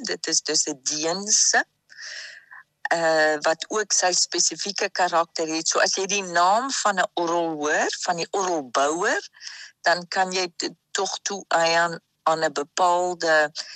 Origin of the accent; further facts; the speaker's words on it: Free State, South Africa; now in France; En ek is gebore in Suid-Afrika. So die ons ander kinders, ons vier kinders is almal in Suid-Afrika gebore. So ek is 'n Suid-Afrikaner